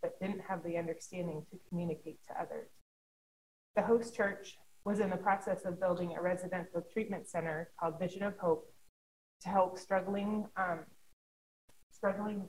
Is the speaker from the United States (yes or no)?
no; Canada; I'm Canadian. So I went back home